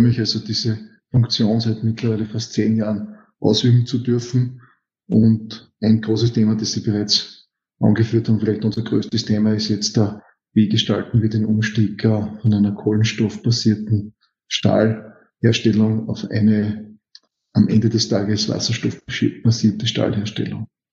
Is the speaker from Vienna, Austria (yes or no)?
no; Styria, Austria; Steirer, bin gelernter Metallurge